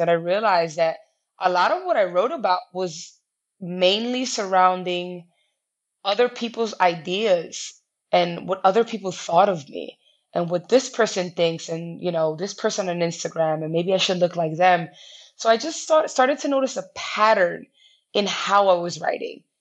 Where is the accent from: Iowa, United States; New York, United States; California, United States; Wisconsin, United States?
New York, United States; New York City; I'm classic New Yorker. I've lived here my entire life.